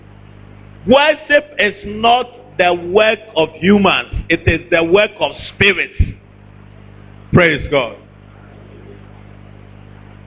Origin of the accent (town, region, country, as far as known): Ashanti, Ghana